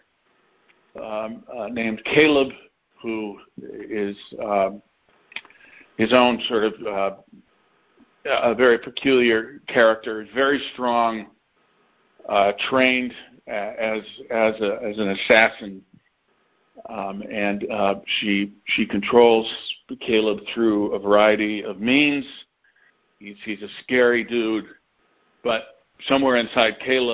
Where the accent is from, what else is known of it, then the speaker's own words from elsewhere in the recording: Detroit, Michigan, United States; I grew up in a suburb of Detroit and went to school in the city of Detroit